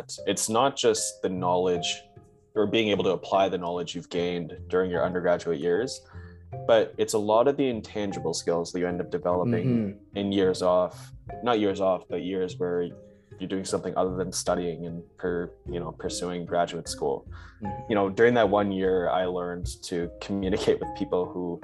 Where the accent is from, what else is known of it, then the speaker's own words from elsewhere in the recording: Brampton, Ontario, Canada; I'm from Brampton, Ontario. I did my high school and studies in the GTA